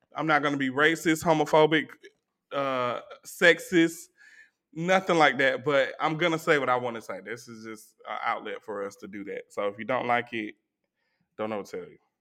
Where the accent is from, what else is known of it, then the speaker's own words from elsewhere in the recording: Atlanta, Georgia, United States; I was from Zone Four